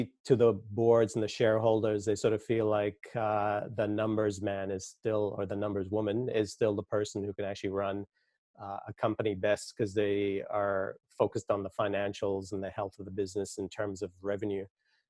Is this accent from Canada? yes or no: yes; Montreal, Quebec, Canada; I was brought up in the French section of Montreal. It's mostly French, but there are like English suburbs. So yeah, went from just speaking English to speaking French and then reading, writing French.